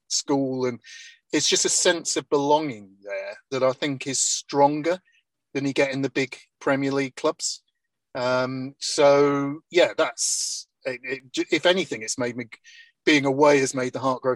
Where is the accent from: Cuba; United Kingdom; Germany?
United Kingdom; Cleethorpes, Yorkshire and the Humber; I grew up in Blundell Avenue, so you could, which is where they play in Cleethorpes